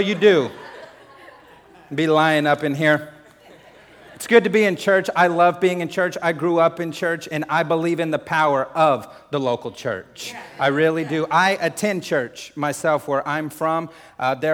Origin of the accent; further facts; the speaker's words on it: New Mexico, United States; I'm like, New Mexico